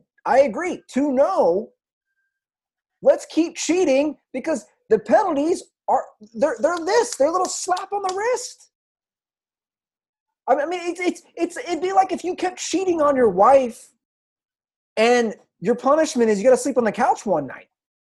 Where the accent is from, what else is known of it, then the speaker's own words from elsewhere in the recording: Ohio, United States; I'm from Ohio.